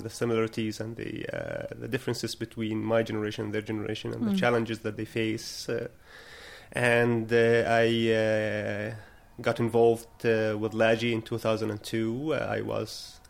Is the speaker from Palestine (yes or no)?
yes; Bethlehem, West Bank, Palestine; I was born and raised here in Ida camp, and I lived almost all my life in this refugee camp